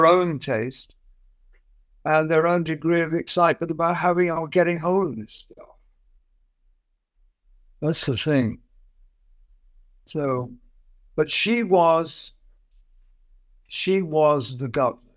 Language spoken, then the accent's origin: English; London, United Kingdom; I was evacuated from London, where I was brought up